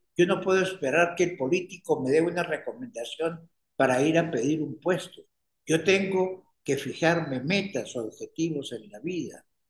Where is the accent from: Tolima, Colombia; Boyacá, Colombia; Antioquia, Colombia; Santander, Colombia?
Tolima, Colombia; Ibagué; moved away as an adult; also born or lived in Bogotá; me había venido del Ibagué, mi tierra natal